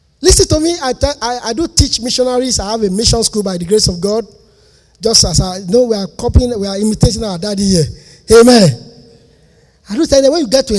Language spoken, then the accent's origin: English; Lagos, Nigeria; moved away; also born or lived in Ondo State; I'm a Lagos boy. I was born in Lagos.